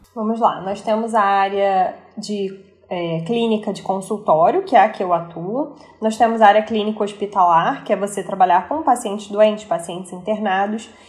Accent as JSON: {"language": "Portuguese", "region": "Rio de Janeiro", "country": "Brazil", "said": "aquelas coisas que a gente gosta enquanto carioca"}